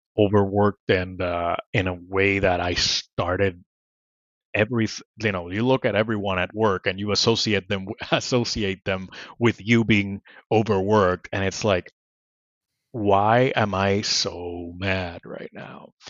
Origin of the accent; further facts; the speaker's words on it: Puerto Rico; English is a second language; moved away as an adult; I grew up in Puerto Rico